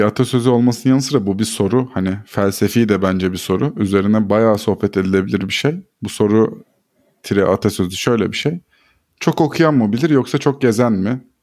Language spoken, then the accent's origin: Turkish; Black Sea Region, Turkey; also born or lived in Ordu; now in Istanbul, Turkey; Karadenizliyim zaten